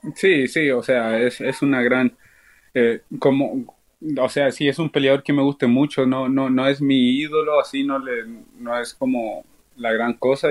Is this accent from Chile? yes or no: yes; Chile; now in Chicago, United States; mi pueblo chileno